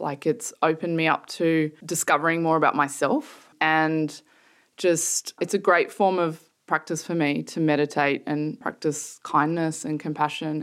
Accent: Sydney, New South Wales, Australia; moved away as an adult; also born or lived in Melbourne; now in London, United Kingdom; I grew up in Sydney, in a fairly nice suburb.

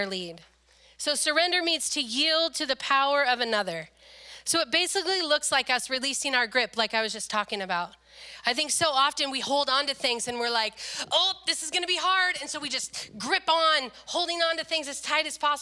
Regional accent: Le Grand, United States; moved away as an adult; when I moved here from Le Grand

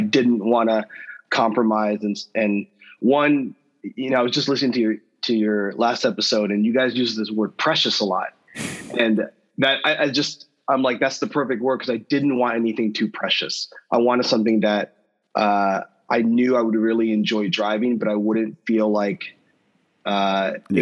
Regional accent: Southern California, United States; I grew up in Southern California

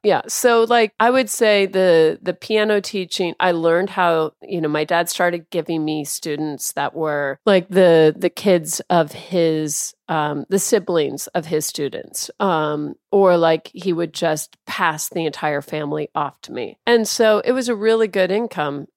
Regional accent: Tacoma, Washington, United States; also born or lived in Clovis, New Mexico; Yeah, so I, I grew up in Tacoma. I was born in Clovis, New Mexico

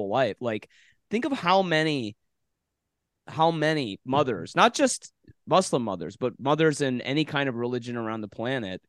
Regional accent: Detroit, Michigan, United States; I grew up in Metro Detroit

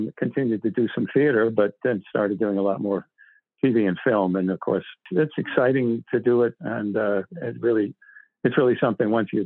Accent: Boston, Massachusetts, United States; I grew up in Boston

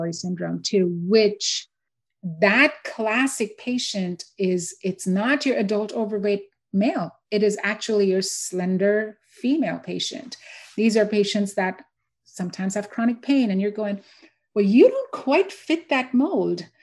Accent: India; now in Houston, United States; So I grew up in India. I'm born and raised in India

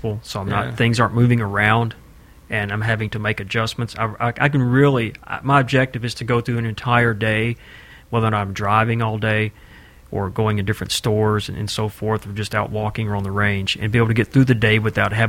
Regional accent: Tennessee, United States; I'm from Tennessee.

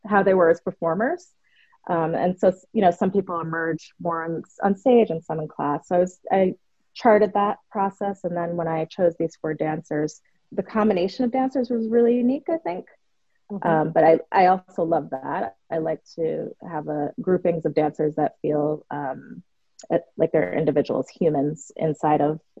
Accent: New York City, New York, United States; as a young girl growing up in New York

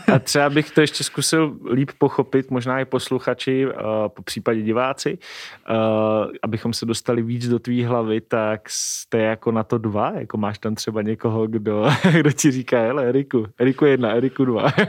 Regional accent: Moravia, Czechia; pocházíme taky oba dva z Moravy

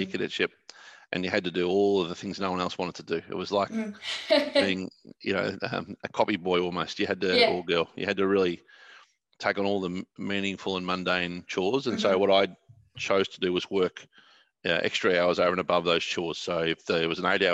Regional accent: Warragul, Victoria, Australia; I began as a 12-year-old at the Warragul Gazette, which is where my hometown was in Gippsland

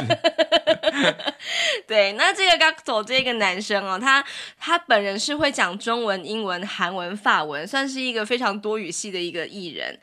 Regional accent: Taoyuan, Taiwan; also born or lived in Zhongli; 我是桃园人

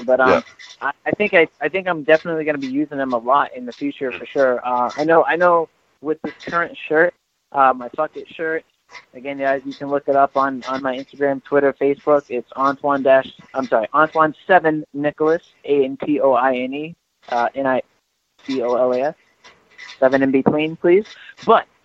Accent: Georgia, United States; I grew up mostly in Georgia

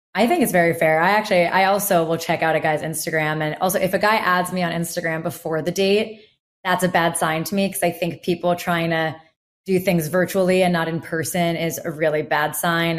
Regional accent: New York, United States; I'll just say, "New York."

